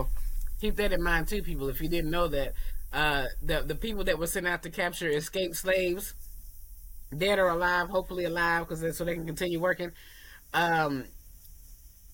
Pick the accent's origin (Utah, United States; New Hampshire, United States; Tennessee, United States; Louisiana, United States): Tennessee, United States; Murfreesboro; moved away; also born or lived in Durham, North Carolina; I'm from Murfreesboro, so when I moved to Durham, North Carolina